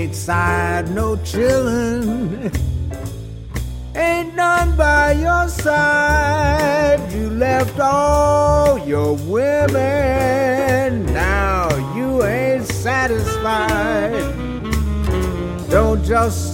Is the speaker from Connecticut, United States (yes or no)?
no; Los Angeles, California, United States; also born or lived in Cleveland, Ohio; I was born in Cleveland, Ohio, and my dad came to California, Southern California, L.A., in 1937. Well, he came in 36. My mother and I came in 37. And I grew up in Watts